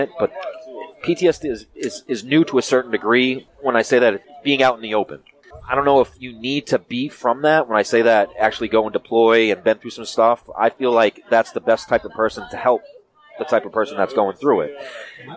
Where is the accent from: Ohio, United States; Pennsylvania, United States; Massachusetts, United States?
Massachusetts, United States; Worcester; I'm from the Worcester area